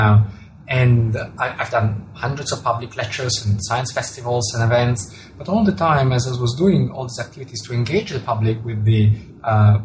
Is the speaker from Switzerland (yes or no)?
yes; Italian-speaking part of Switzerland, Ticino, Switzerland; first language Italian; English is a second language; moved away as an adult; also born or lived in Zurich; I was born and grew up in the Italian-speaking part of Switzerland